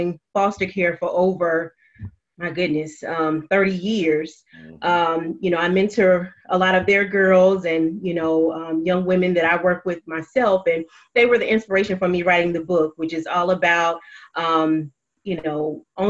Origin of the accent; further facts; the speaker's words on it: Cincinnati, Ohio, United States; I'm from Cincinnati, Ohio, born and raised.